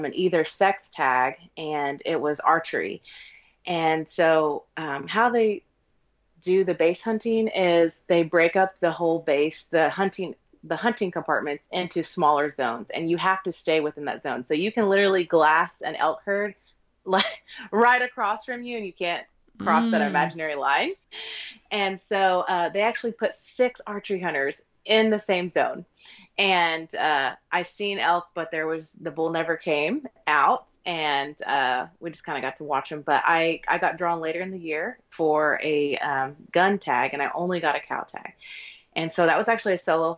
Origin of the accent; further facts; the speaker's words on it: Oklahoma, United States; moved away as an adult; So we're from Oklahoma originally, and then my husband joined the military after we were married, and then we've kind of been all over the U.S., but we're back in our home state currently